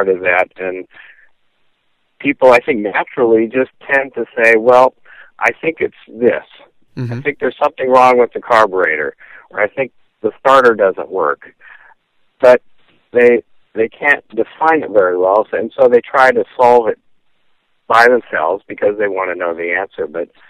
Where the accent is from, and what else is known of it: Southern California, United States; born or raised there